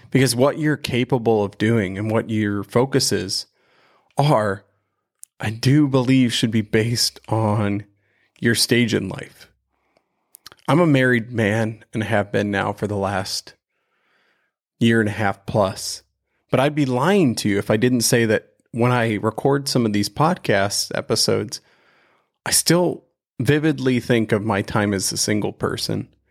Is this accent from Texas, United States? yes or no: no; right outside of Cleveland, Ohio, United States; we grew up right outside of Cleveland